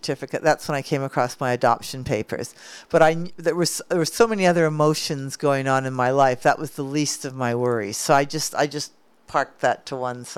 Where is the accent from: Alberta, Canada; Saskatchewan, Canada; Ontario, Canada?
Alberta, Canada; Calgary; moved away as an adult; also born or lived in United States; now in Australia; Growing up in Calgary, Alberta